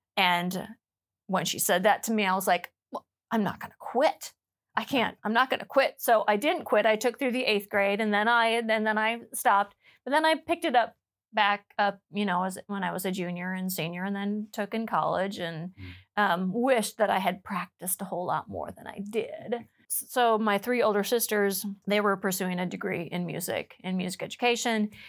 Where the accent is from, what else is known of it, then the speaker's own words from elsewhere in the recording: Freeman, South Dakota, United States; now in Plano, United States; I grew up in South Dakota and uh, on, a, a little little farm um, near Freeman, South Dakota